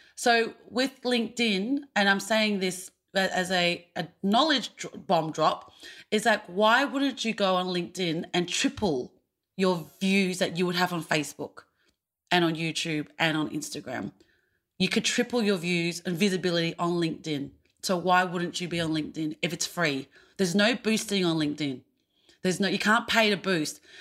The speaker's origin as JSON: {"language": "English", "country": "Australia", "said": "being an Australian Asian actor"}